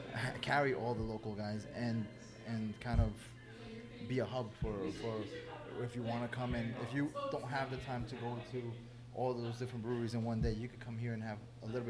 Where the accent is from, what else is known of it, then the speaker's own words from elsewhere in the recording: Elmhurst, New York, United States; And I looked in Elmhurst, obviously, being I'm from Elmhurst